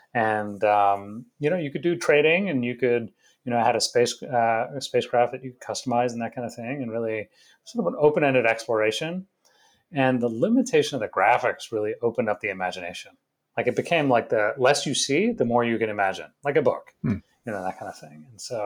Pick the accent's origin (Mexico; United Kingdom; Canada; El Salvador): United Kingdom; England; also born or lived in India / Florida / Rochester, New York; now in United States; So we were born in India. We grew up in England for the early part of our childhood. lived in Florida for a little bit.